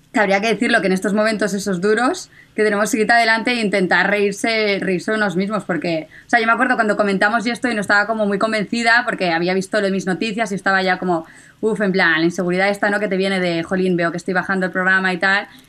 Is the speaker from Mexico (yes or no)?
no; Catalonia, Spain; como buena catalana